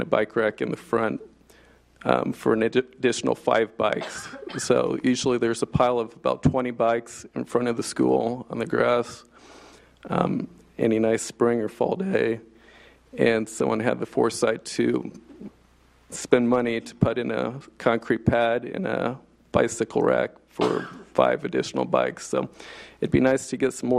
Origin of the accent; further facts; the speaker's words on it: Prairie Village, Kansas, United States; from Prairie Village. I have a pre-K daughter and a son, first grade, both at Briarwood, and I'm a proud Briarwood alum myself.